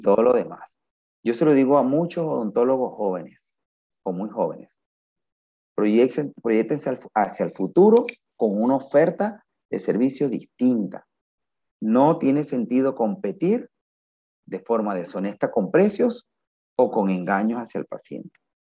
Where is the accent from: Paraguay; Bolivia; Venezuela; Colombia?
Venezuela; moved away as an adult; desde que yo terminé hasta que yo salí de Venezuela